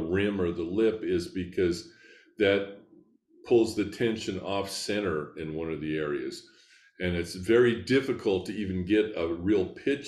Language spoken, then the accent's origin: English; Scottsbluff, Nebraska, United States; now in Lincoln, United States; a high school orchestra where I grew up in Scottsbluff, Nebraska.